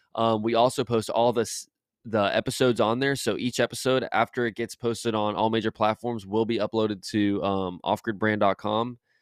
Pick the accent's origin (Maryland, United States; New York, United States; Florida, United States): Florida, United States; Jacksonville; born and raised in Jacksonville my whole life, Jacksonville, Florida, shout out Duval